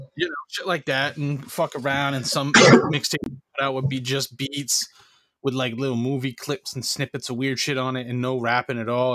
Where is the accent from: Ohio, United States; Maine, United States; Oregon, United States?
Maine, United States; where I grew up in Maine was like you know Maine is white